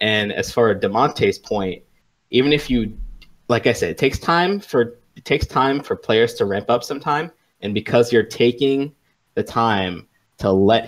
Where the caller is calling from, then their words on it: Washington, District of Columbia, United States; … from Washington, D.C.